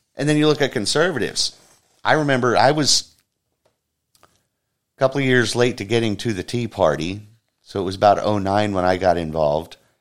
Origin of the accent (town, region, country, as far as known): United States